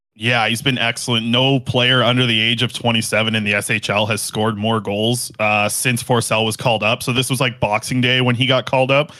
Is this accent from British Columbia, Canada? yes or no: yes; Nanaimo, British Columbia, Canada; I was born on Vancouver. I was born in Nanaimo. I grew up a Canucks fan